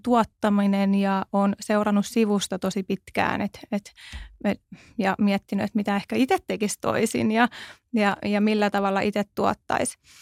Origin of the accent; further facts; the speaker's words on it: Tervakoski, Kanta-Häme, Finland; now in Helsinki, Finland; mä oon Tervakoskelta siis lähtöisin